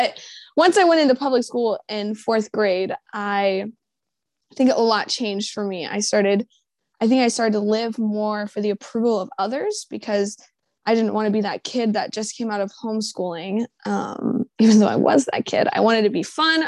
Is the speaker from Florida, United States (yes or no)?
yes; Jacksonville, Florida, United States; I'm from Jacksonville, Florida